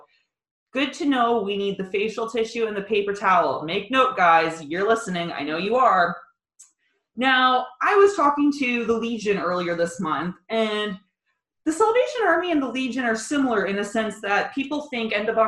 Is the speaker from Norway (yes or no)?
no; Kitchener, Ontario, Canada; I came from Kitchener. I've only lived here for 2.5 years.